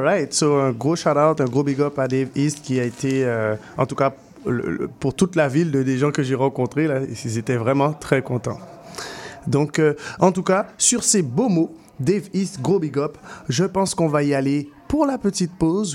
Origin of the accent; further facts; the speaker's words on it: Guadeloupe; now in Montreal, Canada; je viens de la Guadeloupe, mais je représente MTL